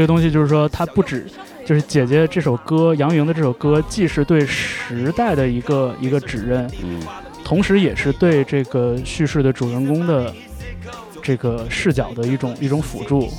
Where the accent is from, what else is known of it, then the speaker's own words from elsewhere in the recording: Jilin, China; 因为我是东北人。嗯。呃，我来自吉林